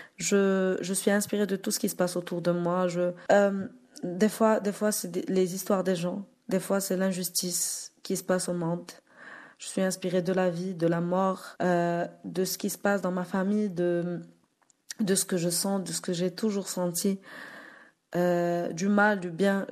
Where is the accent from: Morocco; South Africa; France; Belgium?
Morocco; je suis africaine, je suis marocaine